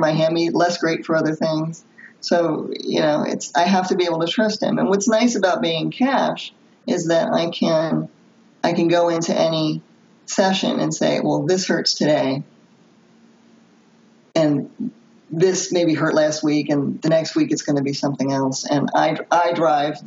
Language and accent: English; Philadelphia, Pennsylvania, United States; I'm from Philadelphia